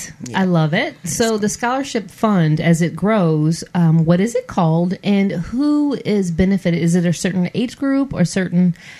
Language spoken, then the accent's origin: English; Michigan, United States; moved away; Being from Michigan